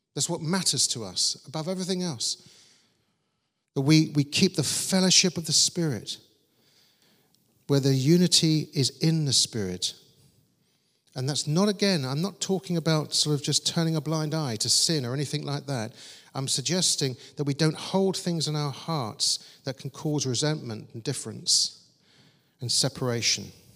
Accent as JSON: {"language": "English", "town": "Croydon", "region": "London", "country": "United Kingdom", "tie": "born or raised there", "said": "I was growing up in Croydon with my sister Julie"}